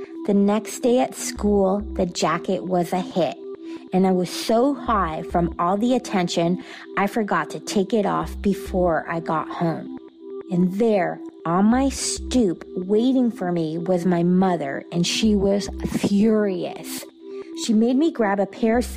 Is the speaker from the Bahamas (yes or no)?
no; Atlanta, Georgia, United States; I'm from Atlanta, Georgia